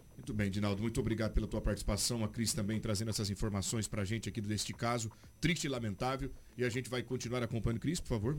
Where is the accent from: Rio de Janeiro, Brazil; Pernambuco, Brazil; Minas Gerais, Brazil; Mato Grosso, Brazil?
Mato Grosso, Brazil; Sinop; Nós somos de Sinop